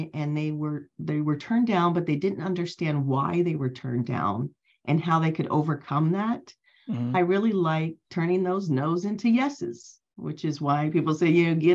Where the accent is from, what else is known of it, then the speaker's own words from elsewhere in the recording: Cincinnati, Ohio, United States; moved away as an adult; now in Los Angeles, United States; I am originally from Cincinnati, Ohio, which is in the Midwest.